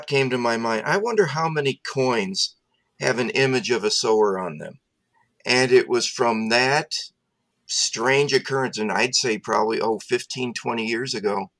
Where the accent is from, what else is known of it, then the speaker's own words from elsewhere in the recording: Nebraska, United States; growing up in Nebraska on top of our state capitol is a sculpture by Lee Lowry of the sower. And so I grew up with that image overlooking me